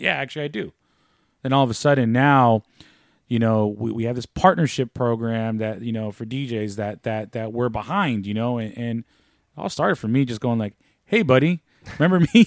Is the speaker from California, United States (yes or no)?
yes; San Francisco, California, United States; growing up in San Francisco